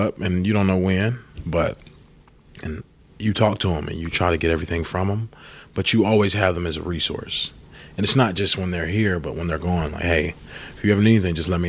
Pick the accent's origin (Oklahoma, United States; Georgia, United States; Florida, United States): Georgia, United States; Warner Robins; moved away as an adult; now in New Orleans, United States; I'm from Warner Robins